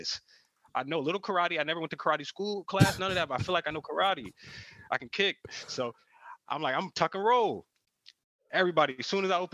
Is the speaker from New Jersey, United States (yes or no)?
yes; New Jersey, United States; I'm from Jersey.